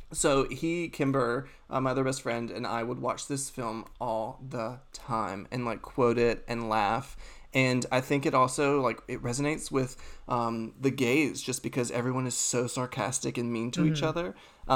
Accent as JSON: {"language": "English", "region": "North Carolina", "country": "United States", "tie": "born or raised there", "said": "I grew up in the South, even though, you know, North Carolina, in a very small town, you know, grew up Southern Baptist."}